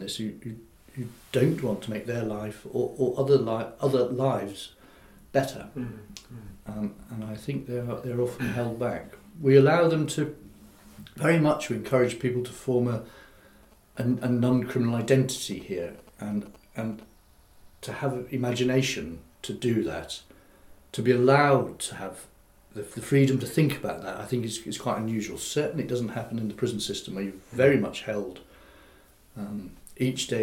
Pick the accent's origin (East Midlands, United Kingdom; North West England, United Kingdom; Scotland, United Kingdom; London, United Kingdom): Scotland, United Kingdom; Aberdeen; moved away as an adult; also born or lived in Newton Abbot / Totnes; I was born in Aberdeen, and I kind of worked my way south, working on farms